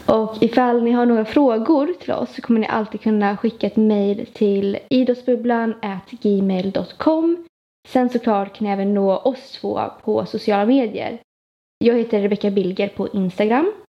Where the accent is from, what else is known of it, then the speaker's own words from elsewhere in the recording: Gothenburg, Västra Götaland, Sweden; accent: Gothenburg dialect; född i Göteborg, så om ni hör någon med god göteborgsk dialekt så är det jag